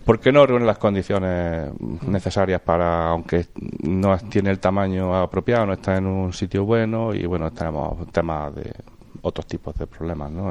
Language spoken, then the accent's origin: Spanish; Villanueva de Córdoba, Andalusia, Spain; also born or lived in Madrid; now in Jaén, Spain; nací en Jaén, pero mi infancia fue en Villanueva de Córdoba